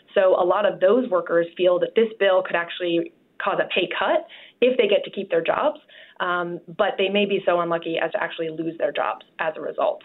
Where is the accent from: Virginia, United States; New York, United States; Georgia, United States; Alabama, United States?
Virginia, United States; Arlington; I'm from Arlington, Virginia.